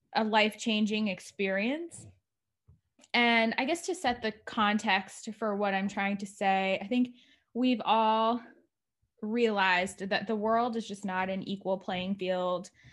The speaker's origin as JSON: {"language": "English", "region": "New Jersey", "country": "United States", "tie": "born or raised there", "also_born_or_lived": "Newark, New Jersey", "said": "the first six years of my life, I grew up in Newark, New Jersey."}